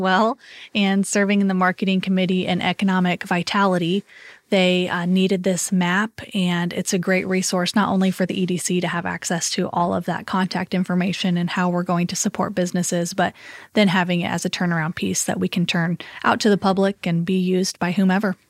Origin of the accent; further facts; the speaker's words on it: Columbia City, Indiana, United States; I grew up in Columbia City